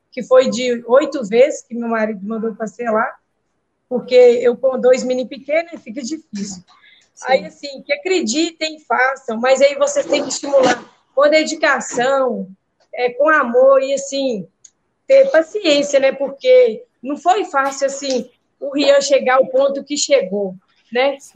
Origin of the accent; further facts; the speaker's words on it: Minas Gerais, Brazil; de Minas Gerais.